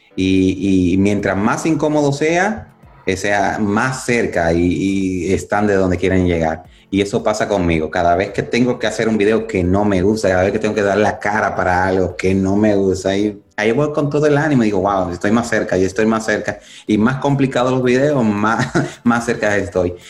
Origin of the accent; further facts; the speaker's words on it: Dominican Republic; now in United States; yo nací en República Dominicana